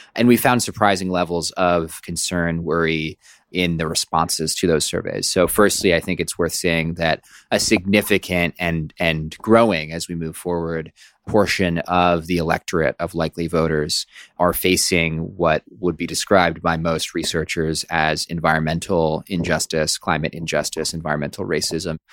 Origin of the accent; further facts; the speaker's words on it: Oakland, California, United States; I grew up in Oakland, California